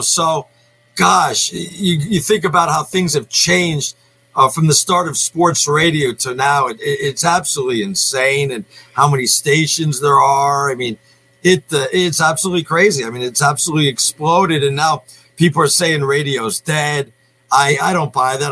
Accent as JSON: {"language": "English", "region": "New York", "country": "United States", "tie": "born or raised there", "moved": "yes", "said": "I grew up in New York"}